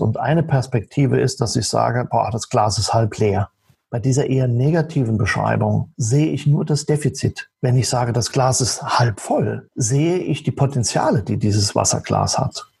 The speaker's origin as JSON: {"language": "German", "region": "Saarland", "country": "Germany", "moved": "yes", "lives_now": "near Passau, Germany", "said": "Ich stamme aus dem Saarland und lebe zurzeit in der Nähe von Passau"}